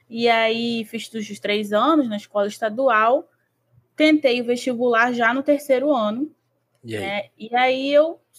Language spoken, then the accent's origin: Portuguese; São Gonçalo, Rio de Janeiro, Brazil; eu sou de São Gonçalo, Como... eu tenho é, 27 anos.